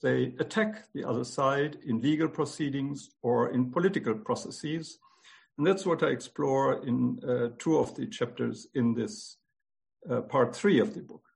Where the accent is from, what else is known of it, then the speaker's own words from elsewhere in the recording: Germany; moved away; I was born in 1951 in Germany, six years after the end of the Holocaust. I grew up in a country in which the genocide was thoroughly silenced